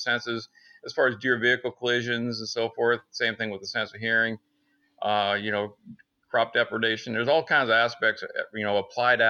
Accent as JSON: {"language": "English", "region": "Northern Pennsylvania", "country": "United States", "tie": "born or raised there", "moved": "as an adult", "lives_now": "Athens, Georgia, United States"}